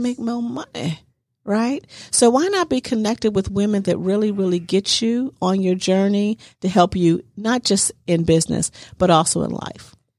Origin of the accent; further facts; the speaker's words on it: Pittsburgh, Pennsylvania, United States; moved away as an adult; also born or lived in New Jersey; I was born and raised in Pittsburgh